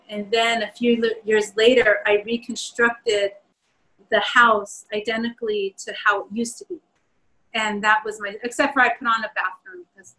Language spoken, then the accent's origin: English; Southwest, United States; you know, born and raised in the Southwest, it's really hard to embrace that there.